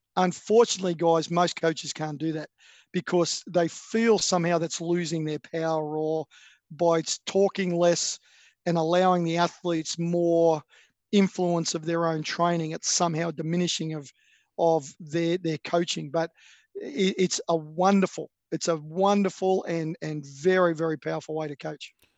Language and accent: English; Australia; I'm an Australian